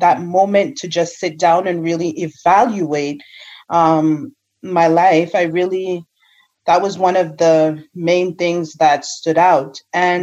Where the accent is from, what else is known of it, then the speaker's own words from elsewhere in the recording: Jamaica; I'm Jamaican